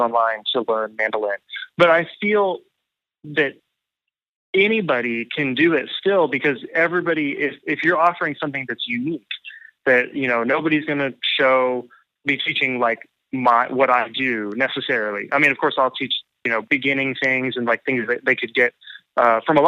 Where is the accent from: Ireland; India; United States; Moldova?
United States; Tulsa, Oklahoma; moved away as an adult; now in Nashville, United States; I'm from Oklahoma